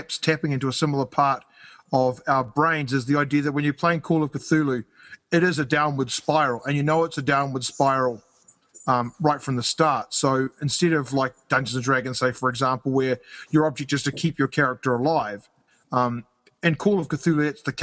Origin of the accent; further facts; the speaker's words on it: New Zealand; now in Canada; I live in Canada, so I've got, and I'm from New Zealand